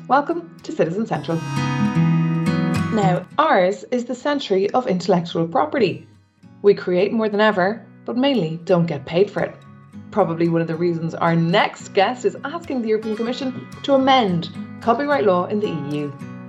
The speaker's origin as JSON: {"language": "English", "country": "Ireland", "moved": "yes", "lives_now": "Brussels, Belgium", "said": "I'm an Irish reporter in Brussels"}